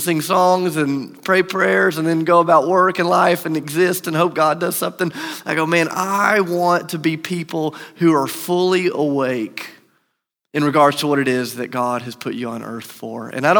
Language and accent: English; Charleston, South Carolina, United States; I grew up in Charleston, South Carolina. My parents still live there.